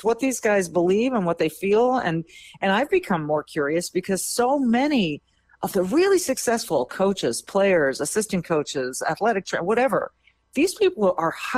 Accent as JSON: {"language": "English", "region": "Minnesota", "country": "United States", "said": "as a Minnesotan"}